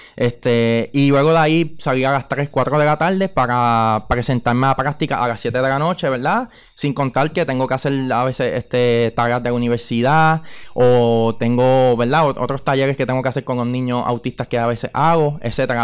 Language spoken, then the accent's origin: Spanish; Carolina, Puerto Rico; now in Aguas Buenas, Puerto Rico; naturalmente soy de Carolina, ¿verdad? Pero ya llevo un tiempo residiendo en el pueblo de Aguas Buenas